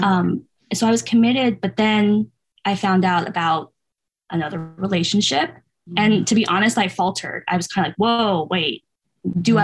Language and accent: English; outside the Bay Area, Northern California, United States; moved away as an adult; also born or lived in San Diego; I'm originally from California. I grew up in Northern California, kind of outside the Bay Area near like Oakland, San Francisco.